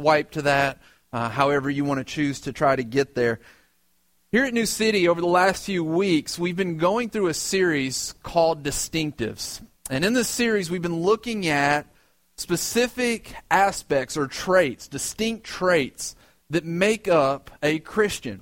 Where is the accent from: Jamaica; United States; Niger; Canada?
United States; West Tennessee; moved away as an adult; also born or lived in Michigan / Alabama; now in New York City, United States; my dad's job took us to West Tennessee